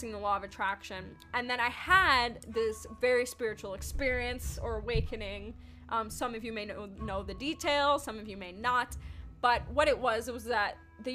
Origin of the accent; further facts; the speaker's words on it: New York City, New York, United States; moved away as an adult; also born or lived in Yonkers, New York / Queens, New York; now in California, United States; I was born and raised in the Bronx, which is in New York City